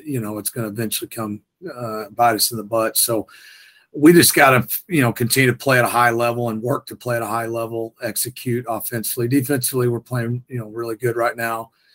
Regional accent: North Texas, United States; now in Houston, United States; I grew up in North Texas

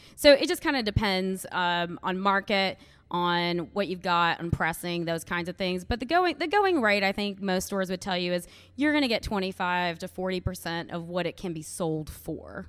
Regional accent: Louisville, Kentucky, United States; I am from Louisville, Kentucky

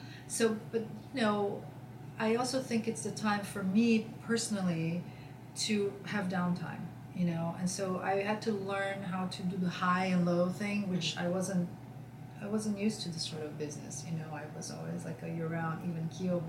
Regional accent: São Paulo, Brazil; also born or lived in New York City; now in Sag Harbor, United States; I came from Brazil with 20 million people in São Paulo, which I love São Paulo, and came from New York City, huge.

